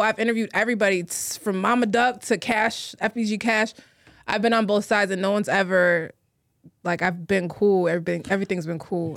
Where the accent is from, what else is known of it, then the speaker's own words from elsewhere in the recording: Chicago, Illinois, United States; moved away as an adult; now in New York, United States; I'm from Chicago. I was born in Chicago. I was born on the north side.